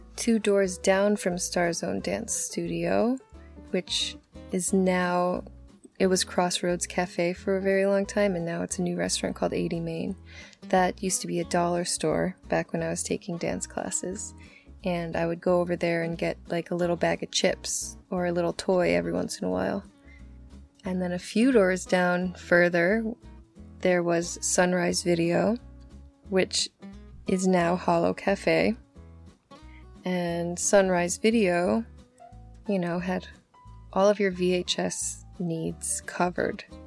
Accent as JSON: {"language": "English", "town": "Bovina Center", "region": "New York", "country": "United States", "tie": "born or raised there", "said": "I grew up in Bovina Center"}